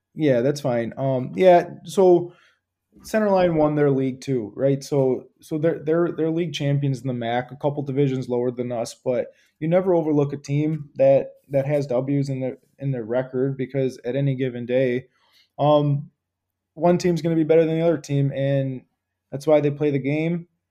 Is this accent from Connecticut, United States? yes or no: no; Clawson, Michigan, United States; I grew up in Clawson. I was, lived there for about twenty, twenty plus years.